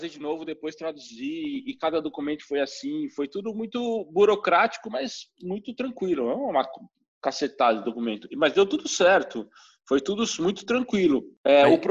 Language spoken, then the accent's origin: Portuguese; São Paulo, Brazil; now in Veldhoven, Netherlands; a Veldhoven tem 44 mil habitantes, a Eindhoven tem 223 mil, São Paulo, de onde eu vim, tem 12 milhões.